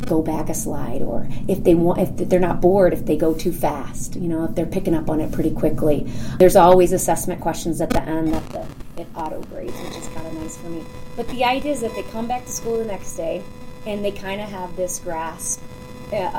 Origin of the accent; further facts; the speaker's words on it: Rochester Hills, Michigan, United States; I am from Rochester Hills, Michigan, which is a suburb of Detroit